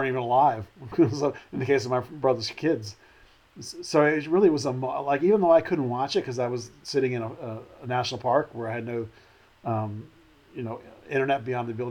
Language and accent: English; Arlington, Texas, United States; growing up in Arlington.